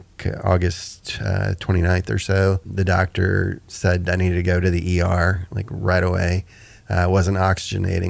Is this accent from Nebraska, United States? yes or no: no; Houston, Texas, United States; moved away as an adult; also born or lived in Maryland; now in Nashville, United States; Was born and raised in Houston, Texas.